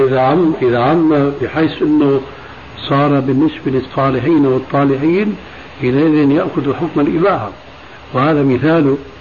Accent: Syria; عندنا بالشام

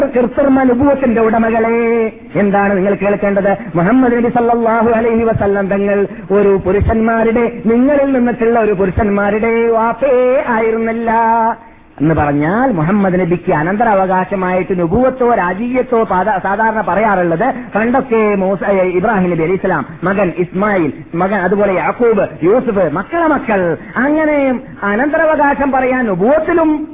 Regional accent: Kasaragod, Kerala, India; born or raised there

